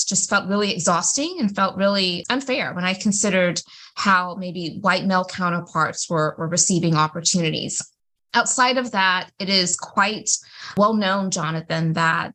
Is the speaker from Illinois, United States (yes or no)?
no; Greenville, South Carolina, United States; I am from Greenville, South Carolina